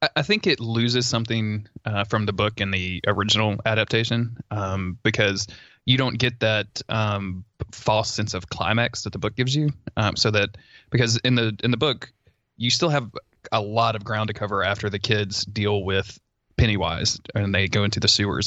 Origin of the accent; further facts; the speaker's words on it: the South, United States; I grew up in the South